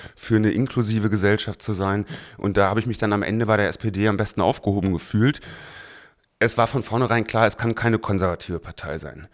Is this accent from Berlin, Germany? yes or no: yes; Berlin, Germany; seitdem in Mariendorf, da aufgewachsen, das ist auch heute mein Wahlkreis